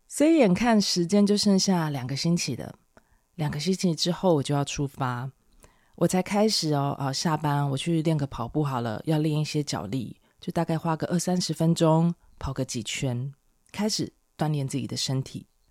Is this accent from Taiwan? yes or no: yes; Taiwan; 我是台湾人